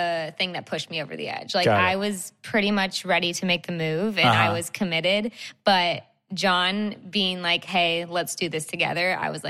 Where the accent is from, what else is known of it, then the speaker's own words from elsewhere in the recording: South Bend, Indiana, United States; also born or lived in Chicago; now in New York, United States; I'm from South Bend, Indiana, mm-hmm. which is not too far from Chicago.